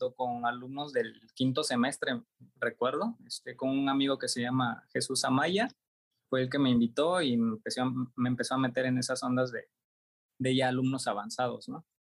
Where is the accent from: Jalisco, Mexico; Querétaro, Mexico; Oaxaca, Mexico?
Oaxaca, Mexico; Juchitán; moved away as an adult; also born or lived in Tuxtla Gutiérrez, Chiapas; Regreso a mi ciudad de origen, que es Juchitán, en el mismo estado de Oaxaca